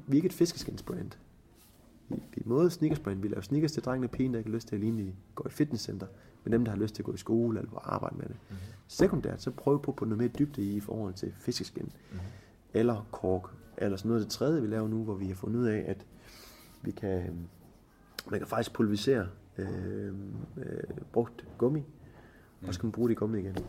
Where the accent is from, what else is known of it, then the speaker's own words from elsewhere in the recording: Jutland, Denmark; vi er jo meget jyder herovre.